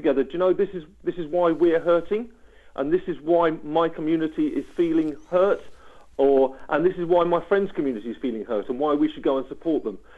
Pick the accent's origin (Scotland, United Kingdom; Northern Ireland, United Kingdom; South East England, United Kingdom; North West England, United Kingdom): South East England, United Kingdom; East Sussex; as a child in the 1970s living in East Sussex, from a family who were very committed Christians